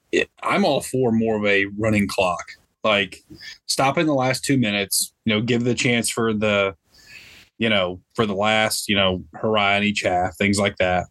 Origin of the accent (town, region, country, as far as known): Olive Branch, Mississippi, United States; born or raised there; also born or lived in Memphis, Tennessee